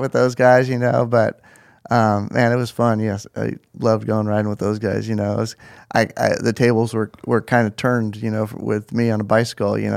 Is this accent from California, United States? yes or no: yes; Mission Viejo, California, United States; I grew up in Mission Viejo